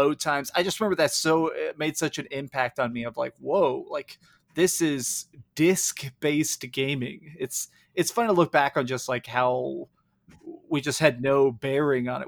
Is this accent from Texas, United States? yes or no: yes; Dallas, Texas, United States; I grew up here in Dallas, Texas